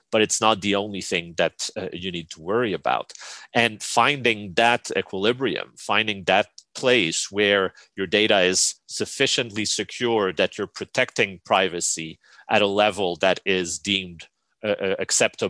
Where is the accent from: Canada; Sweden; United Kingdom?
Canada; me as a Canadian